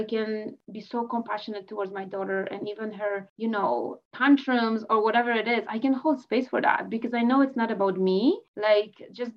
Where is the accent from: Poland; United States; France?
Poland; now in Canada; I'm in Canada, I'm Polish, I was born in Poland, I came to Canada in 2006.